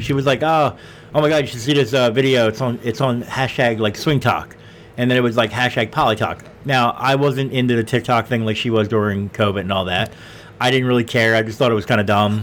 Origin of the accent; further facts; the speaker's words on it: Philadelphia, Pennsylvania, United States; we are from Philly